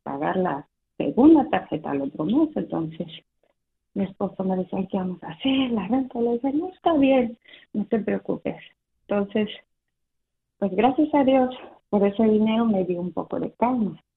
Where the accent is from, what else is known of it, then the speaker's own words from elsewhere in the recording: Mexico City, Mexico; moved away; Estoy de la Ciudad de México.